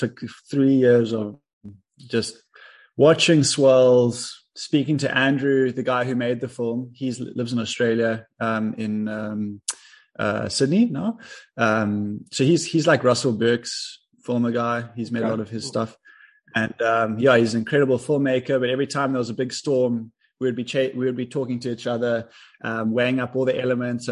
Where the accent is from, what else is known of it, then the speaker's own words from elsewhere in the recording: Cape Town, Western Cape, South Africa; I grew up in Cape Town, South Africa